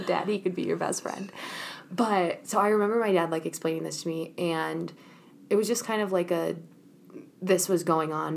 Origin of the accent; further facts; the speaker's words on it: Minnesota, United States; also born or lived in Chicago; when I first moved to Minnesota, I was in seventh grade